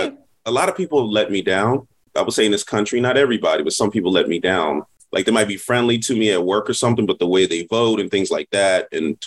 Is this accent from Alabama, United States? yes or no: no; Chester, Mississippi, United States; moved away as an adult; now in Philadelphia, United States; I'm not from Philly originally, being from Chester, Mississippi, born in Mississippi.